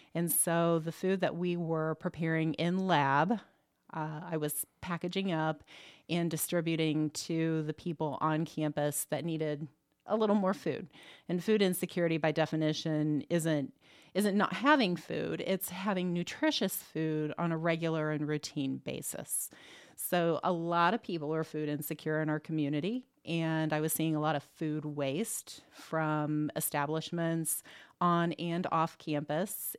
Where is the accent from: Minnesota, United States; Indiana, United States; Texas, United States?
Indiana, United States; Muncie; also born or lived in Arizona; I grew up around Ball State University's campus